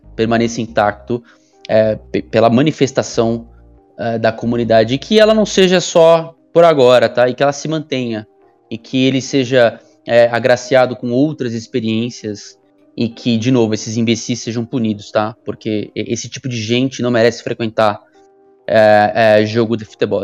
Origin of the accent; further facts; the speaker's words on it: Santos, São Paulo, Brazil; da minha cidade natal, né? Porque eu sou de Santos